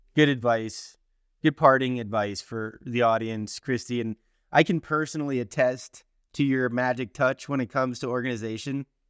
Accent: Miami, Florida, United States; when I was a kid growing up in Miami, Florida

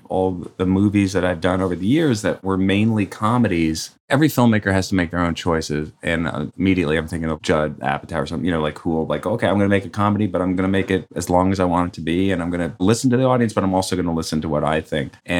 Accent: New York City, New York, United States; I grew up on the Upper West Side near the Natural History Museum.

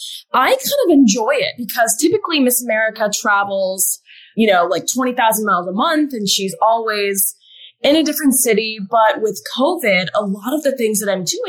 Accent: Alaska, United States; moved away as an adult; also born or lived in Arizona; growing up in Alaska, I was very much a tomboy.

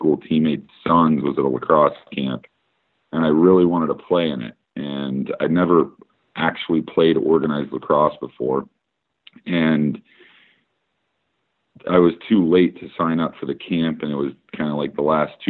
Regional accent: Annapolis, Maryland, United States; also born or lived in Italy / Brunswick, Maine; I was born in Italy. We moved back to Annapolis. We lived there for a little over a year

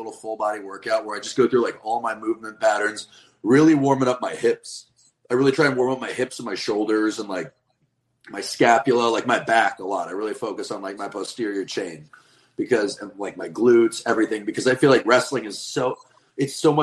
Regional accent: the West, United States; also born or lived in Midwest; now in East Coast, United States; I'm from the West, where it is like truck stop

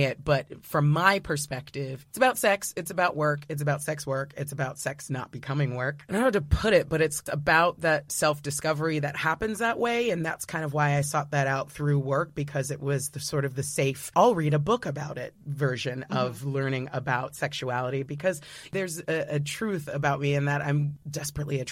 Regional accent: United States

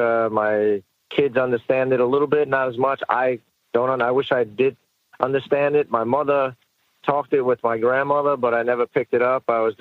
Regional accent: New York City, New York, United States; I grew up in the Marlboro Projects in Brooklyn

